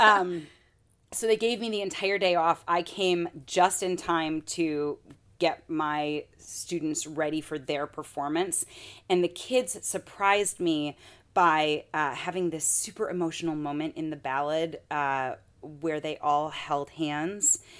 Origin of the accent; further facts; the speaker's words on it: Michigan, United States; now in Minnesota, United States; I'm from Michigan